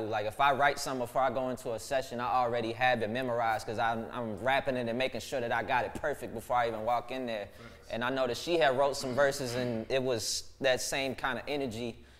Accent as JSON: {"language": "English", "town": "Dallas", "region": "Texas", "country": "United States", "tie": "born or raised there", "said": "my childhood, um, growing up in Pleasant Grove"}